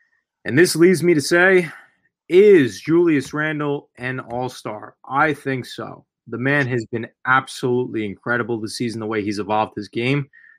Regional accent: New York, United States; growing up in New York

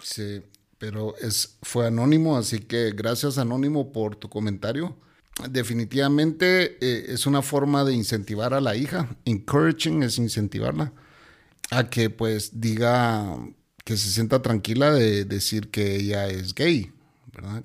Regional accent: Guatemala; aquí en Guatemala

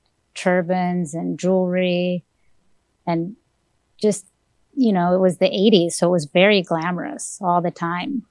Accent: Mexico City, Mexico; also born or lived in Texas; I'm originally from Mexico City. I grew up in Mexico with a family from all over the place

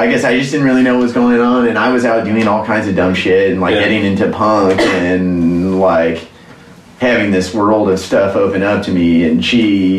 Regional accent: St. Louis, Missouri, United States; moved away; I grew up in St. Louis County. My family moved there when I was in second grade. My parents are both from the East Coast.

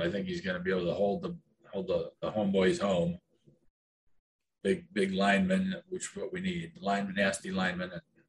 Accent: Cincinnati, Ohio, United States; born there; moved away; also born or lived in California; Yeah, I was born in Cincinnati.

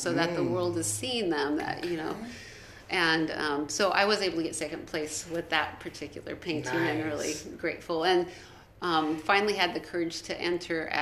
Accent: Reedley, California, United States; Reedley, I'm from Reedley

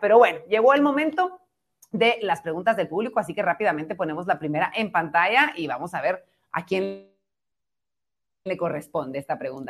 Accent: Guatemala; como guatemalteca

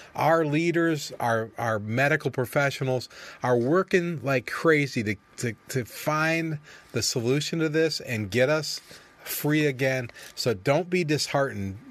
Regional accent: United States; I'm an American, and I'm pro-America

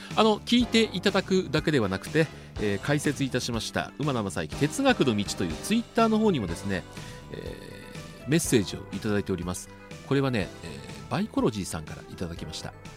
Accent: Tokyo, Japan; 子供の頃は東京で育ちまして

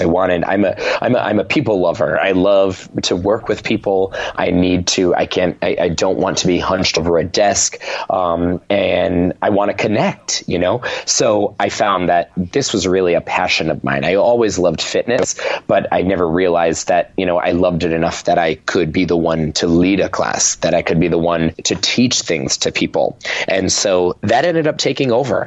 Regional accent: Rhode Island, United States; moved away as an adult; now in New York City, United States; I was raised in Rhode Island. My family is still there

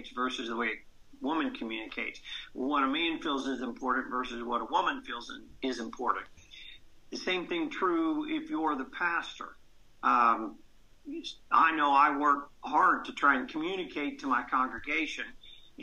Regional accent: Columbus, Georgia, United States; I was raised in Columbus, Georgia

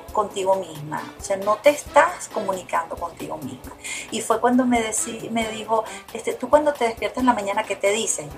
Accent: Venezuela; moved away; Yo me fui hace 29 años de Venezuela

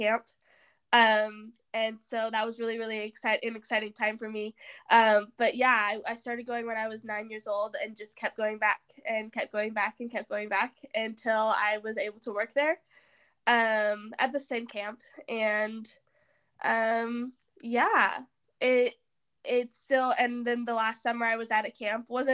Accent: Southern Missouri, United States; I'm from Southern Missouri

